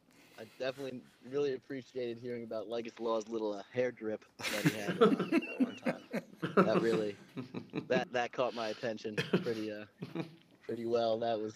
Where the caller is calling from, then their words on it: North Charleston, South Carolina, United States; I'm calling from North Charleston, South Carolina.